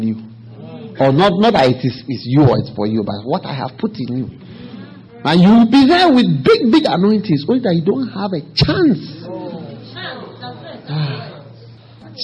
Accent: Ghana; I'm bringing greetings from Ghana

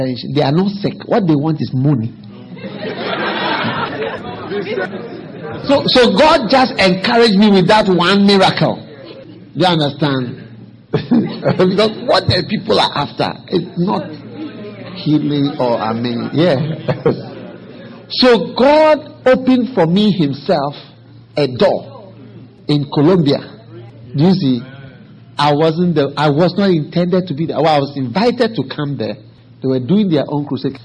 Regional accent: Ghana; I'm bringing greetings from Ghana

